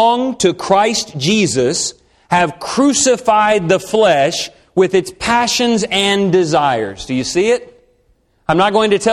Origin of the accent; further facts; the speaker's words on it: Texas, United States; I'm from Texas. We say y'all